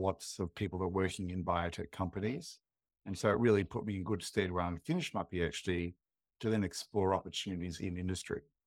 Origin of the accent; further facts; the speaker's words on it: Adelaide, South Australia, Australia; I grew up in Adelaide